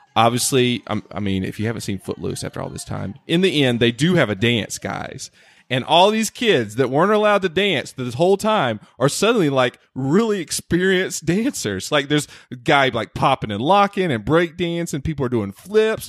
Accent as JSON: {"language": "English", "region": "the South", "country": "United States", "tie": "born or raised there", "moved": "yes", "lives_now": "Los Angeles, United States", "said": "growing up in the South"}